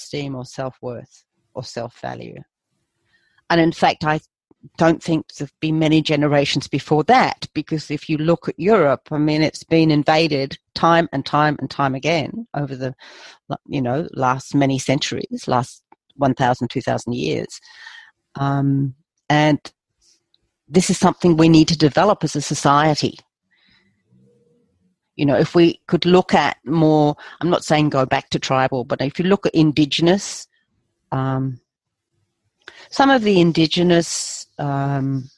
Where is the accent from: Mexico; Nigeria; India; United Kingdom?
United Kingdom; England; Being English